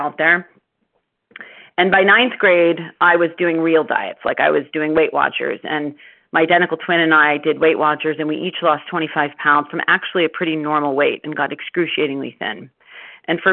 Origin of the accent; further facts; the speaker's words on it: Baltimore, Maryland, United States; I grew up in Baltimore, Maryland